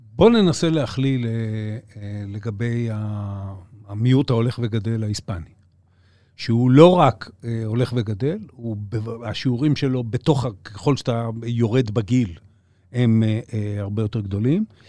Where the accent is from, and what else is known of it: Israel